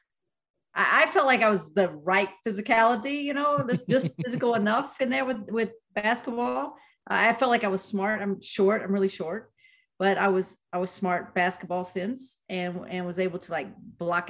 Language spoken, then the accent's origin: English; Itmann, West Virginia, United States; moved away as an adult; also born or lived in Florida; I lived in Itman, West Virginia